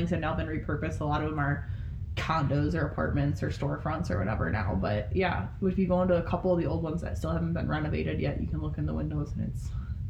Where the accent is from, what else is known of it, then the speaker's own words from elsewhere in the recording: near Traverse City, Michigan, United States; where I grew up in Michigan was near Traverse City